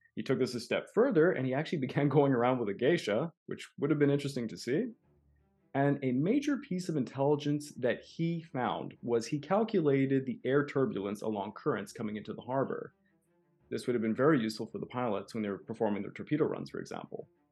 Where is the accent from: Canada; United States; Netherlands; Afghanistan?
Canada; I'm a Canadian